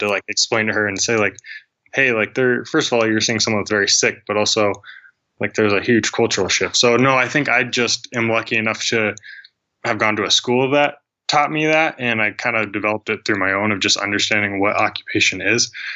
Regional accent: Billings, Montana, United States; i'm from billings montana

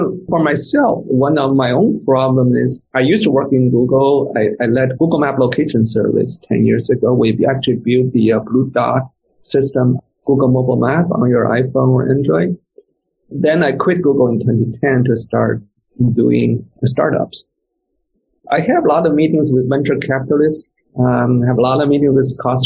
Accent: China; moved away; I came from China, so I still have my special accent.

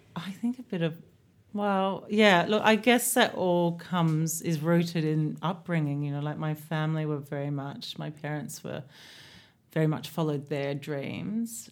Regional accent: Australia; moved away as an adult; also born or lived in London; now in Ibiza, Spain; being Australian

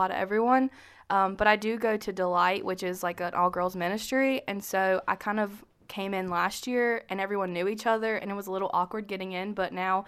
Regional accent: Shelby, North Carolina, United States; I'm from Shelby, North Carolina, and I'm a senior here at Western

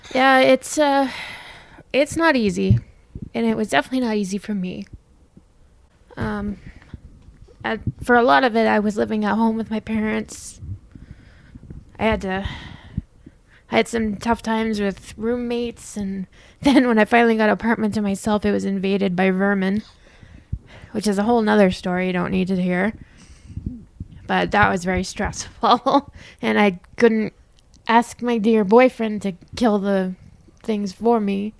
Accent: Winnipeg, Manitoba, Canada; moved away as an adult; now in Utah, United States; I grew up in Winnipeg and I lived there my whole life, but just before I moved here

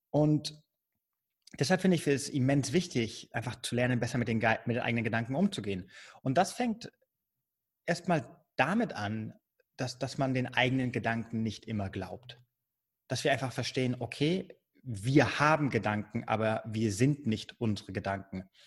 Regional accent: Spain; also born or lived in Germany; ich bin in Deutschland geboren. Beide, meine beiden Eltern sind Deutsche, aber ich bin mit meiner Mutter damals und meinen Geschwistern nach Spanien ausgewandert, als ich neun Jahre alt war. Habe dann äh, zwölf Jahre in Spanien gelebt.

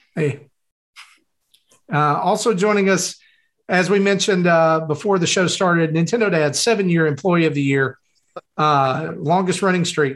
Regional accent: the South, United States; I'm from the South. We don't talk good down here

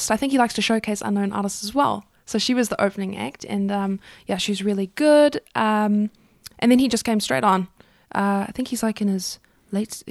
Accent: Durban, KwaZulu-Natal, South Africa; Durban. From Durban.

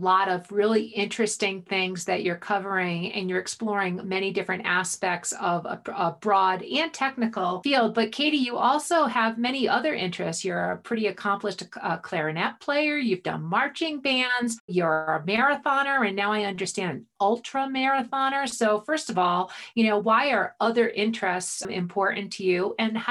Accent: Boulder, Colorado, United States; We're from Boulder. You live in Boulder right now. And I live in Boulder.

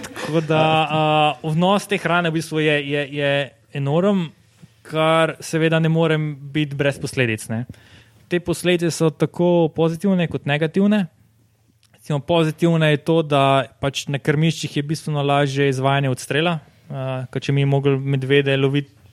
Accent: Slovenia

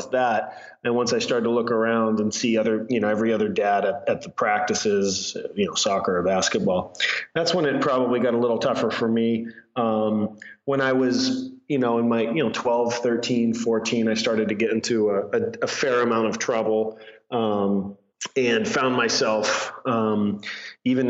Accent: Scarborough, Maine, United States; moved away as an adult; also born or lived in San Diego, California / New York; now in Los Angeles, United States; I grew up in Maine

